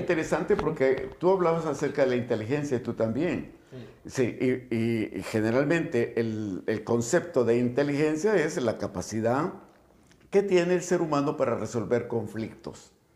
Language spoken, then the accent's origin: Spanish; El Salvador; el salvadoreño, como salvadoreño, nos desenvolvemos